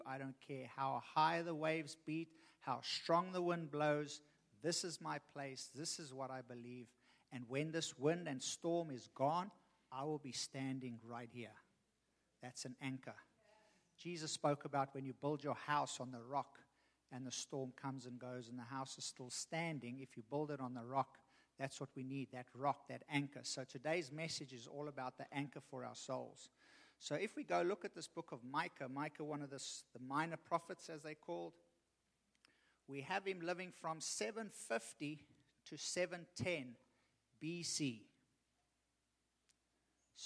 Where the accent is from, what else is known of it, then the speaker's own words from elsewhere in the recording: Richmond, Virginia, United States; I'm from Richmond